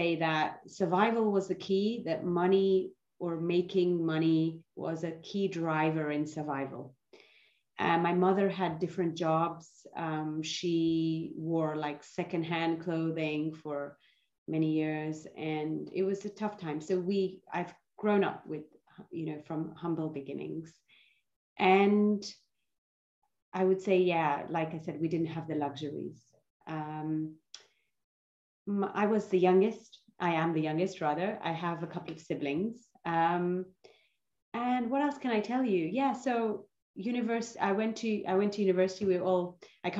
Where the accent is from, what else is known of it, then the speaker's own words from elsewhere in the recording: London, United Kingdom; I was born in London, and my parents, so I have an Indian heritage.